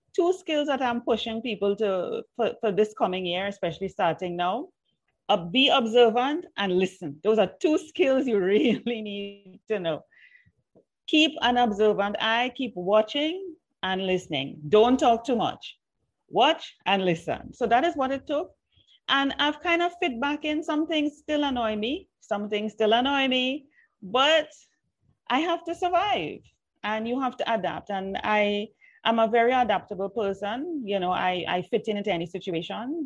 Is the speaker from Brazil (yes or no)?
no; Trinidad & Tobago; accent: Trini; moved away; also born or lived in Jamaica; words that I grew up with in Trinidad